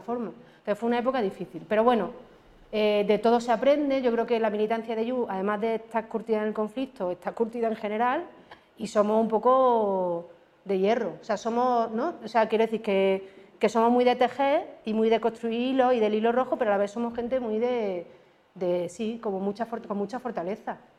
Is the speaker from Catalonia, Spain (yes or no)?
no; Córdoba, Andalusia, Spain; soy de Córdoba. Entonces, los que somos de Córdoba, las que somos de Córdoba